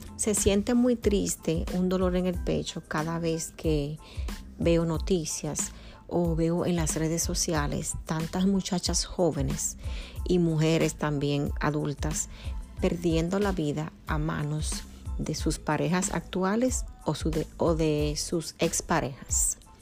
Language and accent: Spanish; Dominican Republic; nacida en República Dominicana, mi país natal